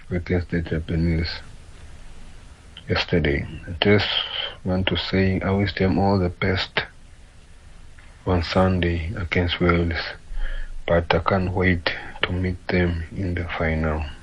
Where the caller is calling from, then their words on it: Komani, Eastern Cape, South Africa; I'm to from Komani in Queenstown.